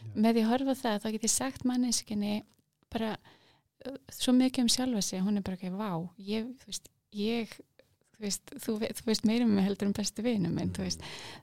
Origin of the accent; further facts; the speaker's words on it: Kópavogur, Capital Region, Iceland; ég ólst upp í Kópavægi